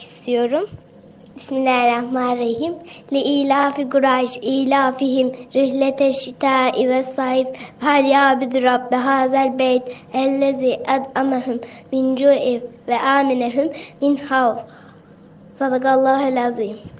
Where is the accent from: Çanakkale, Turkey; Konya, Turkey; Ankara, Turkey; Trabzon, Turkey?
Konya, Turkey; Konya, Konyalıyım